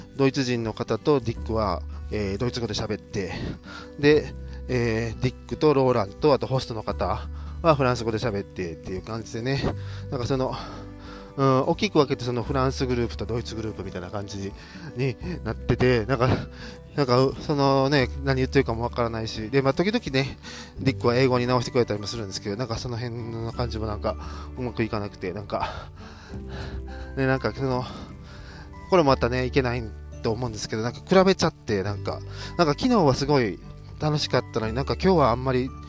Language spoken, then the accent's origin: Japanese; Japan; 日本人だし